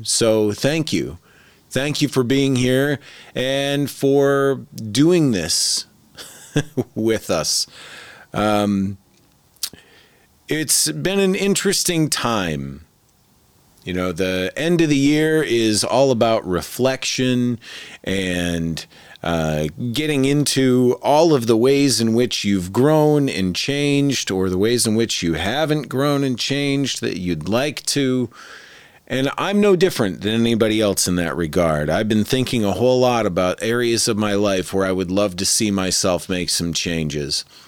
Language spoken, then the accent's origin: English; Michigan, United States; I grew up in Michigan